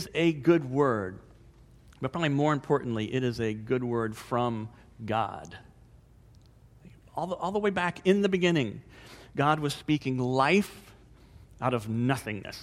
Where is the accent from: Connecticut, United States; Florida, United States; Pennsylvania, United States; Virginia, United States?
Florida, United States; DeLand; moved away; my hometown, DeLand